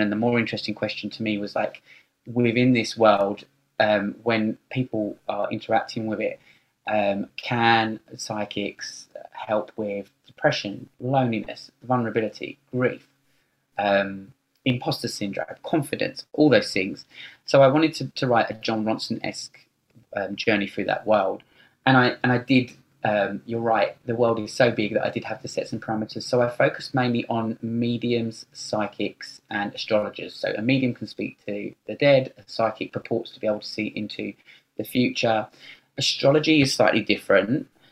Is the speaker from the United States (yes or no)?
no; United Kingdom; moved away as an adult; also born or lived in London; now in Sydney, Australia; I'm British and I've lived in Australia for ten years, and at the time when I st- uh, started writing the book, um, I was living in London